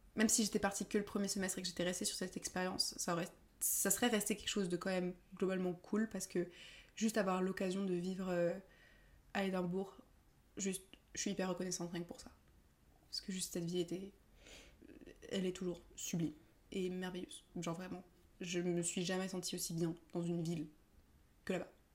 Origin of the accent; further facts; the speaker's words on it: France; also born or lived in Edinburgh, United Kingdom; De France